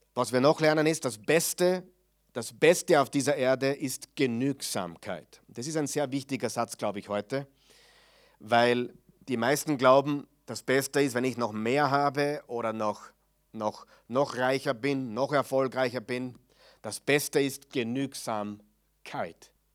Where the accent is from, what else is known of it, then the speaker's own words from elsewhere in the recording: Mödling, Lower Austria, Austria; bei uns in Mödling